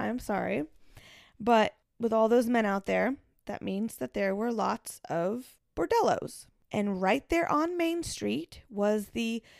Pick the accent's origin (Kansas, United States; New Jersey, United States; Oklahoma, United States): Kansas, United States; I'm from Kansas.